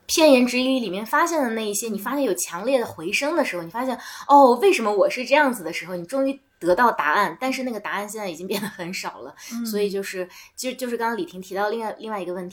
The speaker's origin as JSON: {"language": "Chinese", "region": "Gansu", "country": "China", "said": "我们说那我们原本就是甘肃省的人嘛，他们说啊不是，我们是从外地迁来的。"}